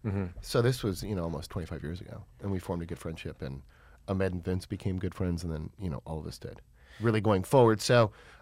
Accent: New York, United States; born there; I was born in New York and started doing commercials there.

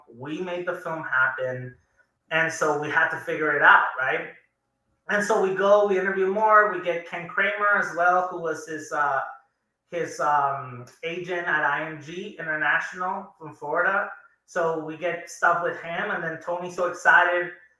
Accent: Juarez, Chihuahua, Mexico; I felt like I was with my own grandparents growing up in Ocho, Juarez.

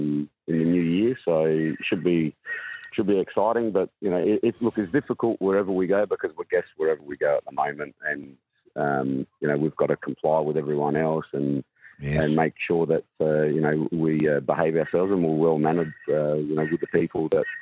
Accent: South Australia, Australia; it's been in Adelaide for a long time, because I'm South Australian.

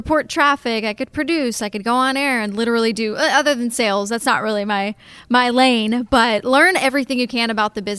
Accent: Texas, United States; It was my dream to go to Hawaii since I was a kid, and growing up in Texas, you know, you always went to Florida or you went to South Texas.

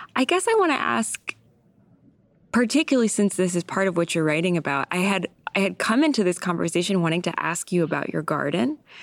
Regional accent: San Diego, California, United States; also born or lived in Vermont; now in New York, United States; I grew up in San Diego

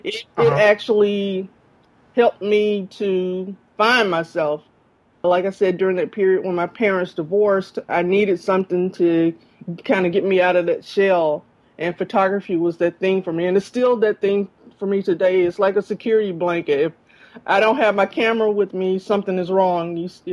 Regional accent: Jackson, Mississippi, United States; also born or lived in Guam / Germany; I grew up in Jackson, Mississippi.

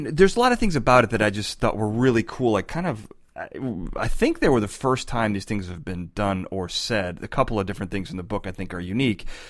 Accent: Chicago, Illinois, United States; now in California, United States; I'm from Chicago. I moved to California

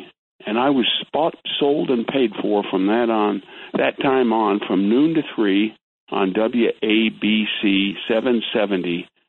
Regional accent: Malibu, California, United States; moved away as an adult; also born or lived in Santa Monica, United States / Great Barrington, United States; now in Marlboro, United States; my hometown is Santa Monica. We moved to Malibu when I was 5 years old. I was baptized at St. Monica's Church. And we moved to Malibu when I was five in 1955, and I graduated St. Monica's High School

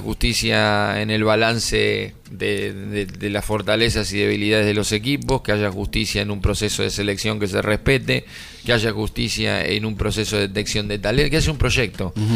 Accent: Argentina; somos argentinos

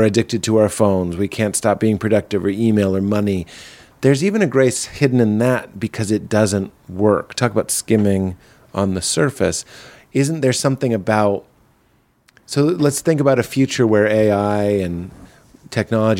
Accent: Boston, Massachusetts, United States; I am from Boston

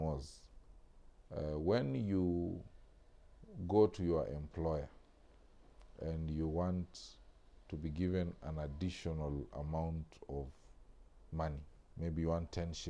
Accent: Western Kenya, Kenya; growing up in Western Kenya

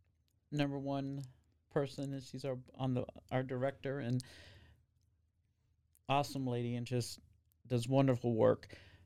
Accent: Arizona, United States; now in Waco, United States; I've noticed that, again, I came from Arizona. We have normal street lights that are up and down.

